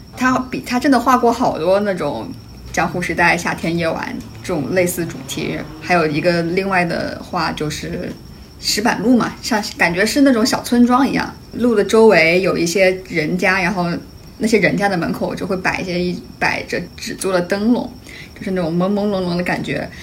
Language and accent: Chinese; Hunan, China; now in New York, United States; 我是湖 南人嘛，然后我们湖南就是到了十月份都还特别特别热的那种